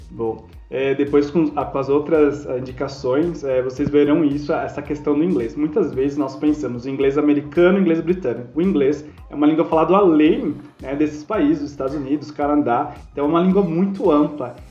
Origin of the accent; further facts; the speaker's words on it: Brazil; nós não somos nativos somos brasileiros